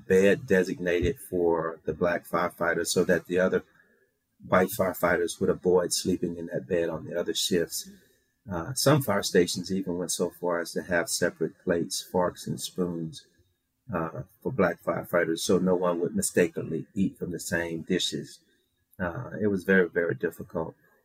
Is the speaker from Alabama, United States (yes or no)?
no; Shreveport, Louisiana, United States; 5-year-old boy growing up in Shreveport, Louisiana